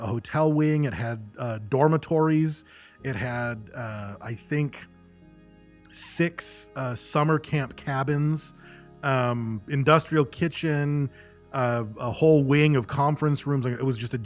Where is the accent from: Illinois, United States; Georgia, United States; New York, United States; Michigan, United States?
Michigan, United States; also born or lived in Battle Creek, Michigan / California; growing up in Michigan